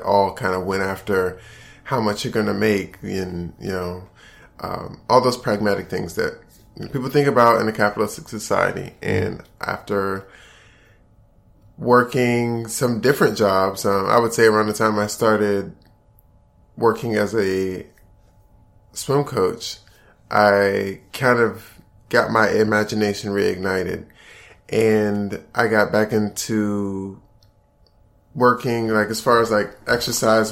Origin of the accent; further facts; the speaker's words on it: Prince George's County, Maryland, United States; moved away as an adult; now in Atlanta, United States; I'm originally from Maryland, right outside of D.C. And I grew up in Prince George's County